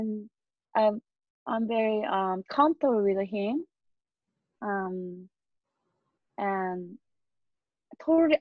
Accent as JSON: {"language": "English", "country": "South Korea", "tie": "born or raised there", "also_born_or_lived": "New Jersey, United States", "moved": "as an adult", "lives_now": "Chicago, United States"}